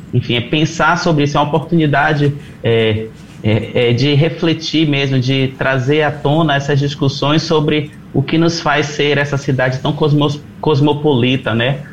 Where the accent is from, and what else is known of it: Brazil